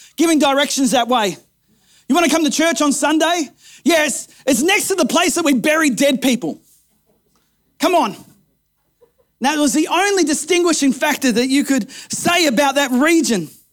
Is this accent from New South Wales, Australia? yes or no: yes; Kempsey, New South Wales, Australia; born or raised there